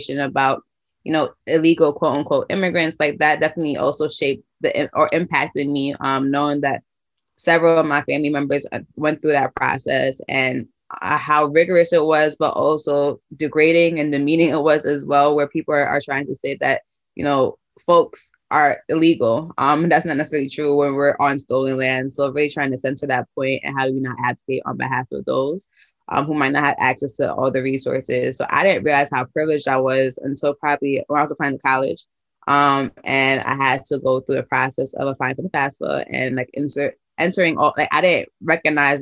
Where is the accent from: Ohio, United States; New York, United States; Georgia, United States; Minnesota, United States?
New York, United States; New York City; now in New Haven, United States; I grew up in Brooklyn, New York